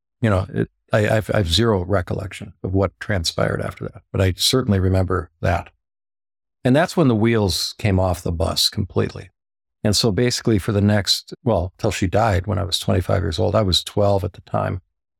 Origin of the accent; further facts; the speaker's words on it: Minneapolis, Minnesota, United States; So I grew up in Minneapolis, and my mother, she was from Norway.